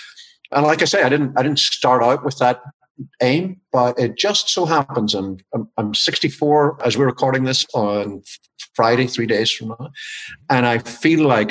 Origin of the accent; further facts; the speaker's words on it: Ireland; moved away as an adult; also born or lived in Washington, D.C., United States; now in Maryland, United States; I've been in the States for 20 years, but my accent has decided not to relocate. I'm originally from Ireland